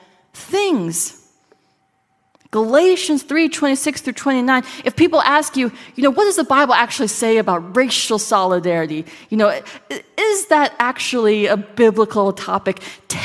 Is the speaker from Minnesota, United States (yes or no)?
yes; Minnesota, United States; I grew up in Minnesota